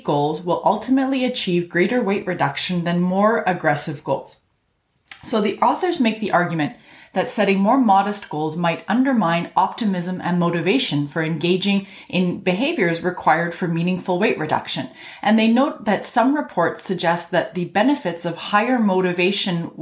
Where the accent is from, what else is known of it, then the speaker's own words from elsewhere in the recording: Canada; I'm a Canadian physician